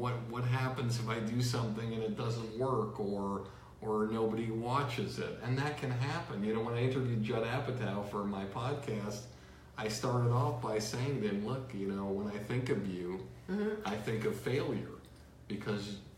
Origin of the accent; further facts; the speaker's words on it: Longmeadow, Massachusetts, United States; I grew up in Longmeadow, Massachusetts, which is an Indian word, means Jews live here.